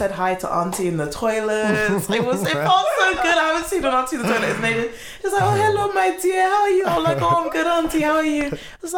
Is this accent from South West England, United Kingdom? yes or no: no; London, United Kingdom; I'm from Northwest, you know, I have to rep it